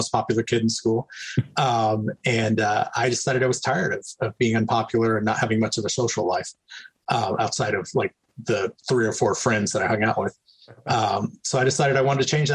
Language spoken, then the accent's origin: English; Texas, United States; moved away as an adult; also born or lived in New Mexico; now in California, United States; I grew up in the U.S. Southwest, and primarily Texas and New Mexico